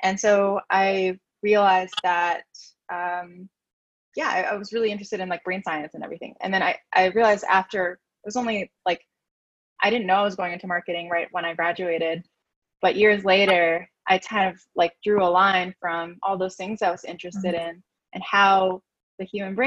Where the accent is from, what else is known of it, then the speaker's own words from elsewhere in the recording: New York City, New York, United States; I'm from New York City, born and raised